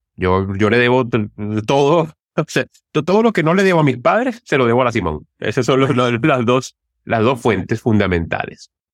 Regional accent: Turmero, Aragua, Venezuela; Yo soy de Turmero

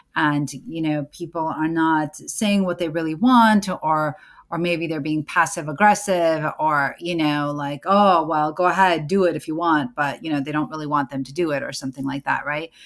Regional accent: United States; I am an American born certified O B G Y N, a mom, a Muslim

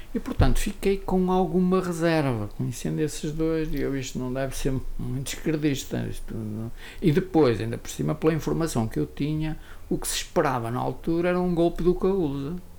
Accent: Viana do Castelo, Norte, Portugal; also born or lived in Lisbon; porque sou vianense

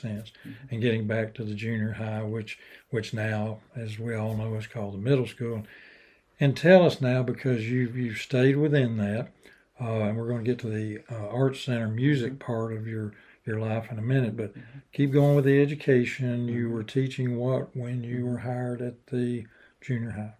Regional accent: Chattanooga, Tennessee, United States; also born or lived in Athens, Tennessee; Growing up in Chattanooga, University of Chattanooga, which is now the University of Tennessee at Chattanooga

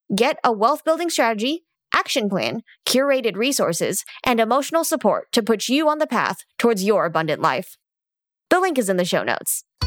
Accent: California Bay Area, United States; moved away as an adult; now in Arizona, United States; I grew up in the California Bay Area.

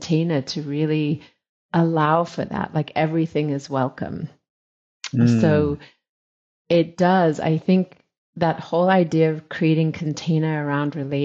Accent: South Africa; I was born in South Africa, and my family, at that time when I was born to South Africa, there was a strong British influence.

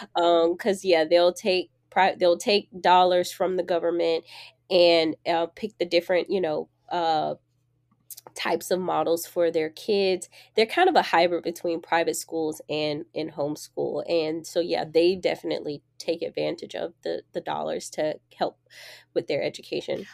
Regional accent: Jacksonville, Florida, United States; I grew up in Jacksonville, Florida, on the east side, and people from Jacksonville, we say out east

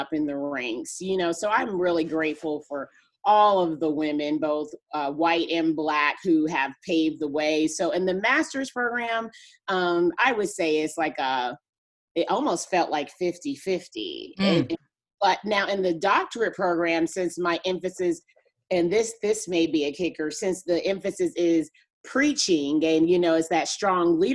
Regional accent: New York City, New York, United States; moved away as an adult; also born or lived in Wichita, Kansas; I grew up in Brooklyn, New York

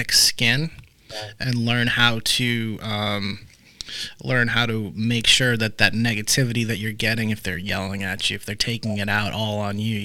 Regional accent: outside of Boston, Massachusetts, United States; moved away; I grew up outside of Boston

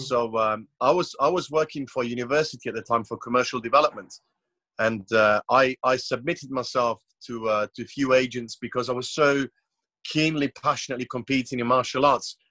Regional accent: Croatia; I was born in Croatia. It's it's a very small country, only 4.5 million population, yep. in a very small coastal town.

